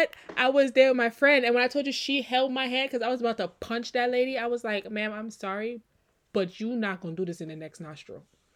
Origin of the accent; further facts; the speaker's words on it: U.S. Virgin Islands; Y'all, listen, growing up in the Virgin Islands, baby powder was a thing.